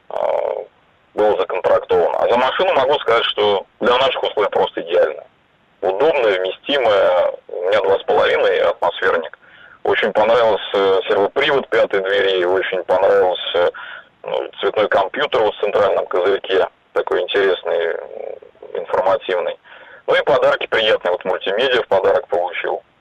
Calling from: Ulyanovsk, Ulyanovsk Oblast, Russia; Я из Ульяновска звоню.

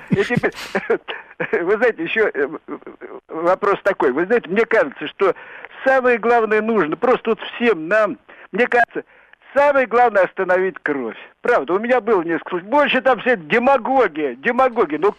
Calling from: Moscow, Russia; Да вы знаете, Москва, Москва.

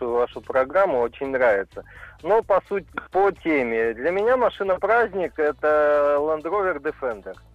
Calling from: Ryazan, Ryazan Oblast, Russia; я из Рязани.

